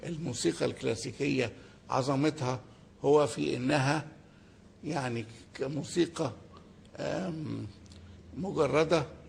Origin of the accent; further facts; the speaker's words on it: Egypt; إحنا كمصريين وكعرب